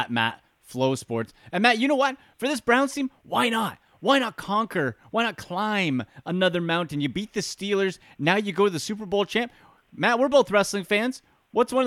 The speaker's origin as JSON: {"language": "English", "country": "Canada", "said": "as a fellow countryman, as a Canadian"}